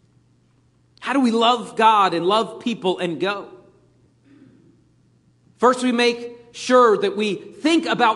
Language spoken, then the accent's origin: English; Pennsylvania, United States; moved away as an adult; I grew up in Pennsylvania, and at that point, when I left Pennsylvania, they didn't really have Chick-fil-A's up there